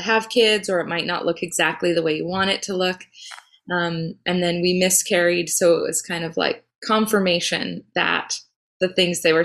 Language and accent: English; McCall, Idaho, United States; now in North Vancouver, Canada; I was born in McCall, Idaho